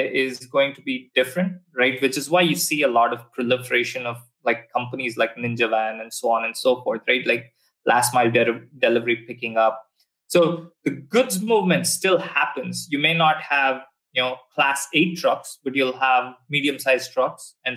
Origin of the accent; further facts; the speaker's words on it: Bangalore, Karnataka, India; moved away as an adult; also born or lived in Texas, United States; now in Singapore; my hometown, which you've had some fantastic driving experiences in Bangalore